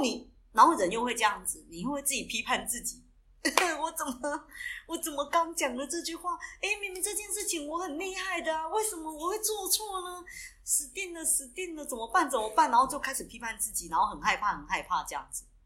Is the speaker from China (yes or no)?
no; southern Taiwan, Taiwan; 我们是来自南台湾的Double